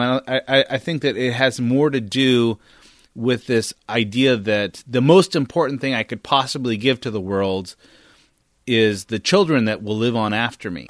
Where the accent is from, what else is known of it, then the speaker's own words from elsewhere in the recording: Northern California, United States; I grew up in Northern California